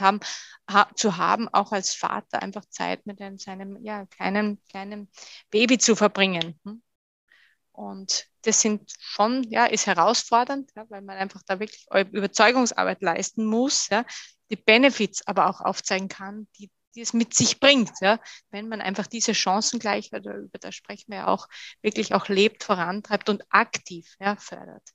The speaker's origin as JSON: {"language": "German", "town": "Bad Gastein", "region": "Salzburg", "country": "Austria", "tie": "born or raised there", "also_born_or_lived": "Sweden / France / Germany", "moved": "as an adult", "said": "Das ist mein, äh, mein Heimatort in Österreich, das ist Bad Gastein"}